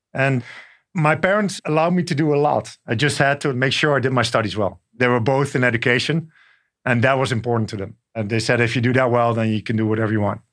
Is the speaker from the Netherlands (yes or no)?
yes; Netherlands; moved away as an adult; also born or lived in France; now in New York, United States; I grew up in the Netherlands. And then later on, I spent time in France